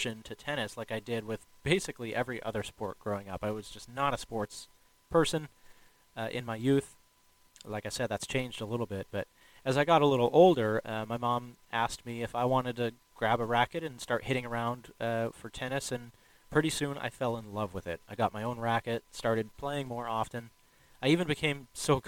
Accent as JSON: {"language": "English", "town": "Chicago", "region": "Illinois", "country": "United States", "tie": "born or raised there", "moved": "yes", "lives_now": "Washington State, United States", "said": "I grew up in Chicago, Illinois"}